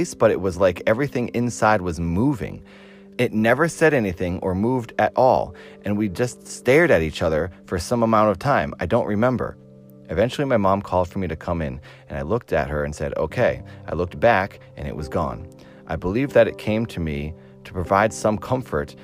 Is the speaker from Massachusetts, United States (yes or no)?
yes; Cape Cod, Massachusetts, United States; now in Los Angeles, United States; I'm from Massachusetts, but I live in Los Angeles now